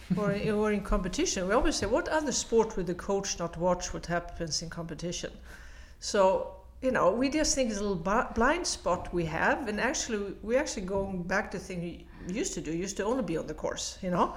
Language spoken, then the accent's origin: English; Sweden; moved away as an adult; also born or lived in United States; I'm from Sweden, I played in our national teams